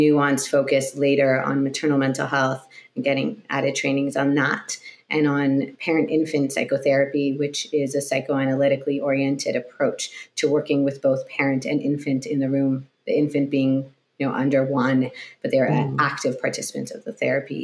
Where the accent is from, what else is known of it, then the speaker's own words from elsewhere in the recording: Montreal, Quebec, Canada; moved away; also born or lived in Toronto, Canada; I grew up in Montreal, Canada